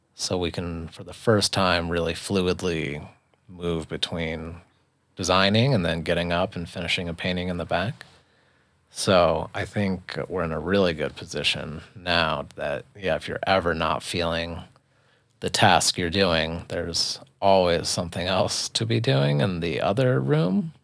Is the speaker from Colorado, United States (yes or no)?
yes; Boulder, Colorado, United States; now in Lyons, United States; I'm born and raised in Boulder